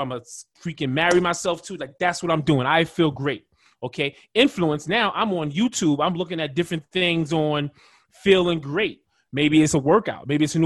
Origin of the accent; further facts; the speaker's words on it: New York City, New York, United States; now in Phoenix, United States; Where I'm from Brooklyn, New York